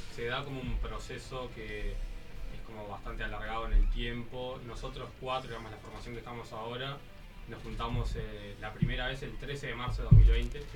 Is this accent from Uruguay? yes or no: yes; Montevideo, Uruguay; somos todos de Montevideo